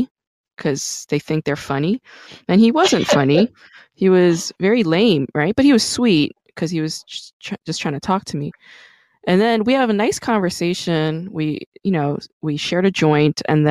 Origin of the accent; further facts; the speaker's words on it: New York City, New York, United States; I'm fucking from Brooklyn